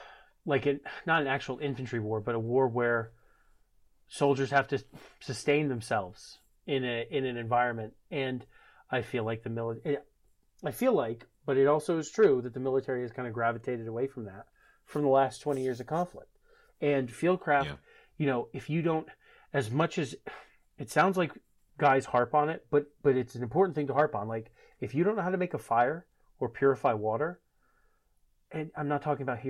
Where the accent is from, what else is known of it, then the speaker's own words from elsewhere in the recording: Maine, United States; moved away; also born or lived in Washington; I'm growing up in Maine and hunting in Maine